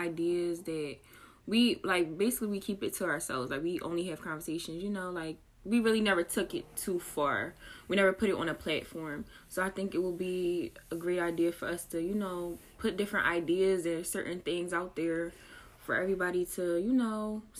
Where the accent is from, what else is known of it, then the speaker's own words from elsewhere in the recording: Philadelphia, Pennsylvania, United States; I'm 21, and I'm also from Philadelphia.